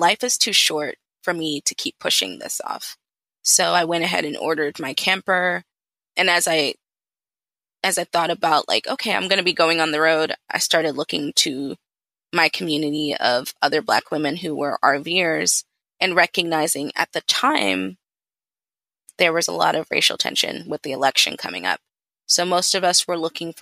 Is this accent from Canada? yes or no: no; Atlanta, Georgia, United States; also born or lived in London, England; I'm originally from London, half Nigerian, half Ghanaian, born in England, raised in Atlanta